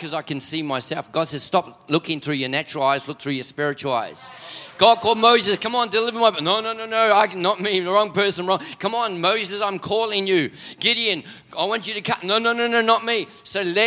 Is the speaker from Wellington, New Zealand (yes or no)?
no; Auckland, New Zealand; moved away as an adult; now in Melbourne, Australia; I am a Kiwi, born and bred for 20 years up in South Auckland